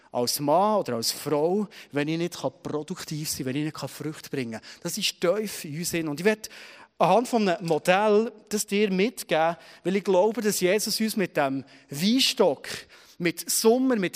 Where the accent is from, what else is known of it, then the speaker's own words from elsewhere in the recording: Switzerland; Wir wollen produktiv sein. Das ist tief für uns, vor allem als Schweizerin, oder?